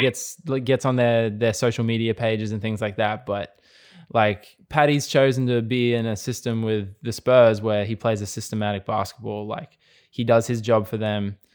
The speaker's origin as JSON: {"language": "English", "country": "Australia", "said": "we're very much a sporting nation"}